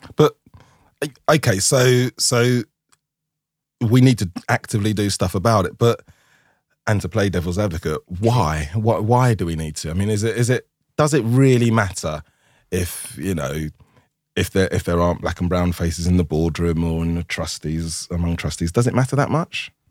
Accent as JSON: {"language": "English", "region": "London", "country": "United Kingdom", "said": "I'm from Tooting."}